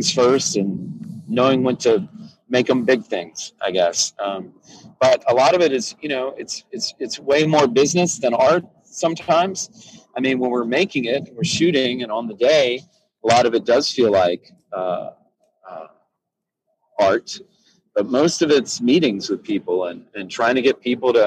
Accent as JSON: {"language": "English", "region": "South Carolina", "country": "United States", "tie": "born or raised there", "also_born_or_lived": "Tennessee", "said": "I was born in Tennessee, but I grew up in South Carolina"}